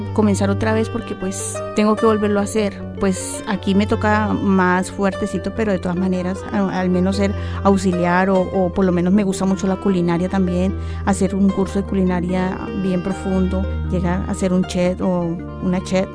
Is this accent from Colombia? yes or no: yes; Colombia; moved away as an adult; also born or lived in United States; me tocó salir de Colombia pues porque nosotros teníamos un negocio